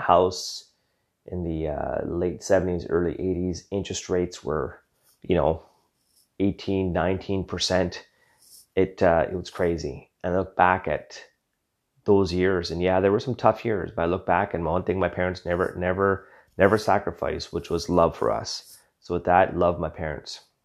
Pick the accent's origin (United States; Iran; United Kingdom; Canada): Canada; Western Canada; Born and raised in Western Canada